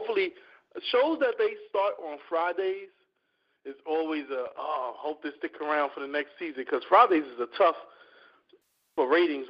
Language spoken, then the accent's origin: English; New York City, New York, United States; growing up in New York City public school system.